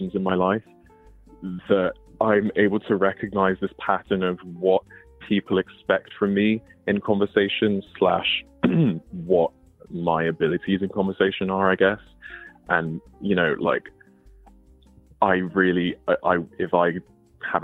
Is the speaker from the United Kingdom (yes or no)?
yes; United Kingdom; I actually am British. I'm not like faking my accent.